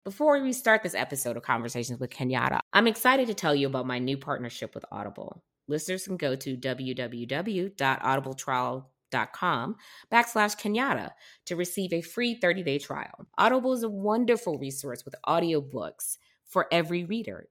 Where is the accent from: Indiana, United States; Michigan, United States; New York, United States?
Michigan, United States; Detroit; moved away as an adult; also born or lived in Arlington, Virginia / Alexandria, Virginia; now in Santa Monica, United States; I'm from Detroit originally